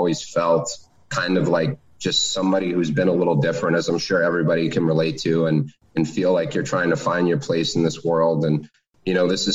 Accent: Boston, Massachusetts, United States; also born or lived in Maine; now in Cape Neddick, Maine, United States; I grew up in downtown Boston, born and raised in Boston

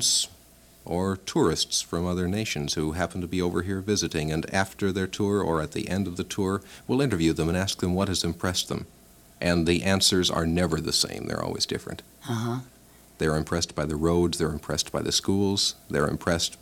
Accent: United States; As an American

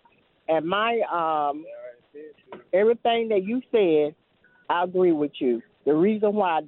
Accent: Kenly, North Carolina, United States; Yes, I'm from Kennelly, North Carolina.

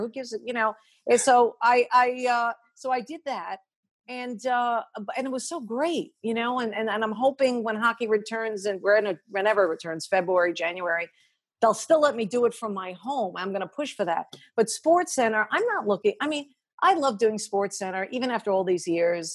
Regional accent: Long Island, New York, United States; growing up on Long Island, way out east

